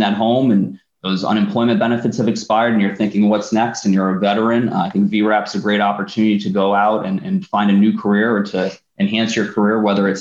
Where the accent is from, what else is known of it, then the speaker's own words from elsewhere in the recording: Northeast, United States; I'm from the Northeast. We talk fast.